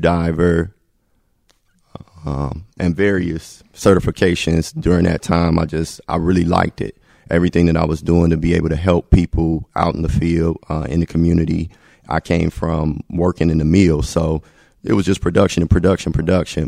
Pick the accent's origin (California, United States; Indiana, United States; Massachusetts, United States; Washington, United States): Indiana, United States; Gary; I'm from Gary